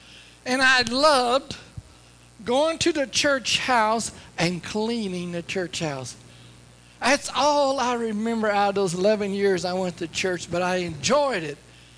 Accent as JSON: {"language": "English", "region": "Louisiana", "country": "United States", "tie": "born or raised there", "said": "But I grew up in Northwest Louisiana, and I had a good life. Dirt poor."}